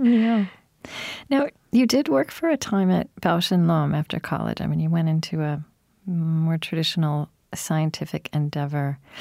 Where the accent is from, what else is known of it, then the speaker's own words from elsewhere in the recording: Pottawatomie County, Oklahoma, United States; I grew up actually in Pottawatomie County in Oklahoma